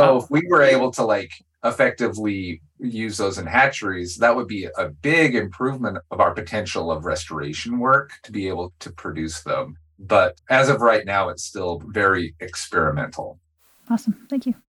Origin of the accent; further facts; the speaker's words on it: Nez Perce Reservation, Idaho, United States; I grew up on the Nez Perce Reservation